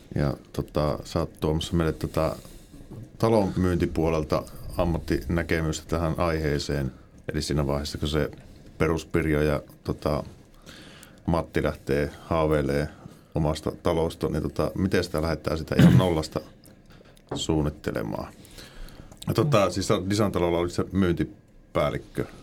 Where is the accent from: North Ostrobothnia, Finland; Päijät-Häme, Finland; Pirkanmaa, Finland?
North Ostrobothnia, Finland; Oulu; minua vanhaa oululaista